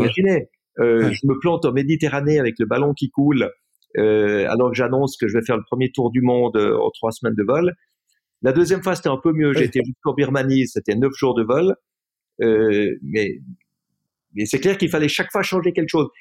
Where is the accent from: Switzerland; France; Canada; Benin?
Switzerland; je suis rentré en Suisse, j'étais à l'école